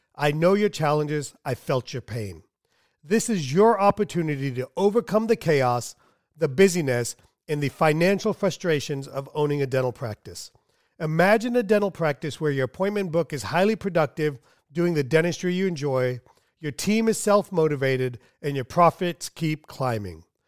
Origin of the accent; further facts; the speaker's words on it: Southern America, United States; English is a second language; Growing up, even though English is my second language, I was always taught in Southern America